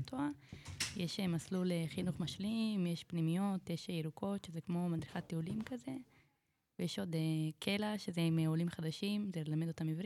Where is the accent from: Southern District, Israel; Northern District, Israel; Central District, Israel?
Central District, Israel; Kiryat Ono; אני מקריית אונו, ליד רמת גן